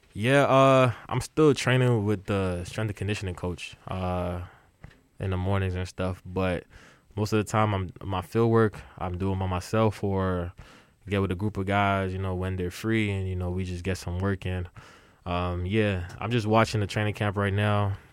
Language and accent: English; Nigeria; I grew up playing soccer because uh, I'm Nigerian